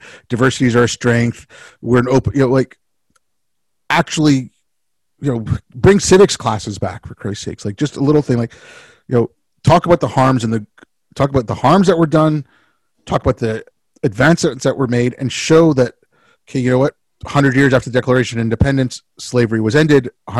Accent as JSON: {"language": "English", "country": "India", "tie": "born there", "said": "it's just because I was born in India and my family had been in India for a few generations"}